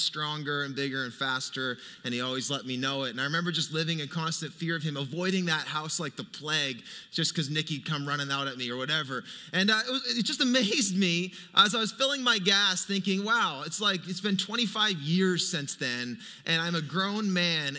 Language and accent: English; Fredericton, New Brunswick, Canada; moved away; I grew up in Fredericton. That's my hometown